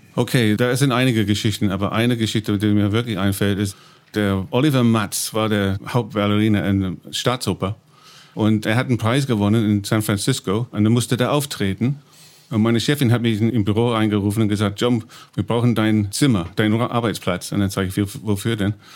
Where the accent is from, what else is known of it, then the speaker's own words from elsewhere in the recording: East of England, United Kingdom; German is a second language; moved away as an adult; now in Berlin, Germany; Ich bin Engländer, komme aus dem Land in Ostengland